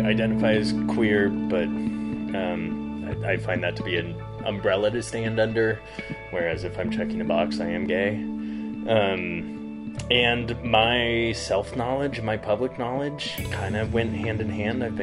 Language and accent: English; Front Range of Colorado, United States; moved away as an adult; also born or lived in Berlin / London / San Francisco; now in Southern Utah, United States; I grew up on the Front Range of Colorado.